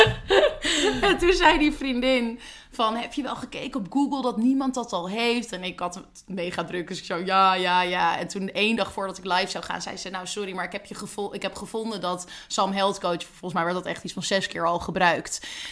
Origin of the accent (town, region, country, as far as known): Netherlands